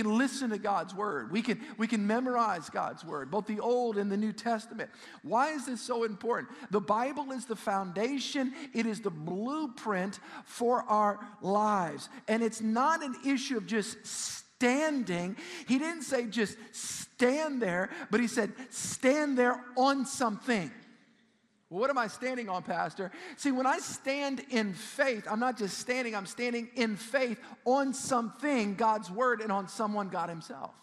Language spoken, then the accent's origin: English; South Shore, South Louisiana, United States; I grew up on the South Shore